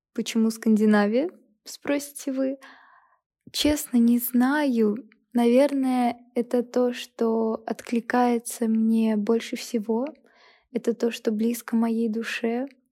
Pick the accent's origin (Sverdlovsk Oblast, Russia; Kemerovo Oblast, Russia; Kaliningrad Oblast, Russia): Kaliningrad Oblast, Russia; Kaliningrad; moved away as an adult; now in Moscow, Russia; Я родилась и выросла в Калининграде